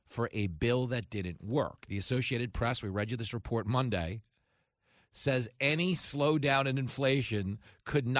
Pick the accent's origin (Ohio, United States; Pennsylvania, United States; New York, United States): New York, United States; Levittown; I grew up in Levittown, and it was the biggest post-World War II settlement. It was America's first suburb